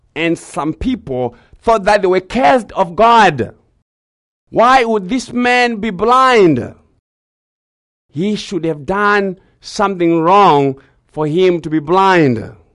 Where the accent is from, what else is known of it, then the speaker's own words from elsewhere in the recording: Zimbabwe; growing up in Zimbabwe